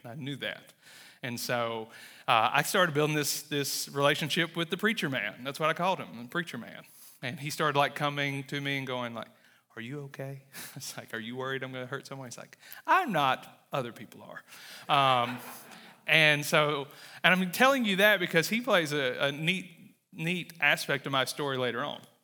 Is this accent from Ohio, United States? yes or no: no; Wesson, Mississippi, United States; accent: Southern; moved away as an adult; also born or lived in Louisiana / Texas / Iraq; I was born and raised in Mississippi